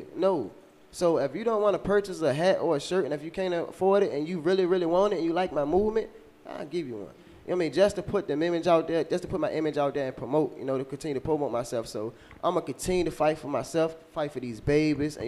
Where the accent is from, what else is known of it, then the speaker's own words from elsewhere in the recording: Richmond, United States; We grew up in Richmond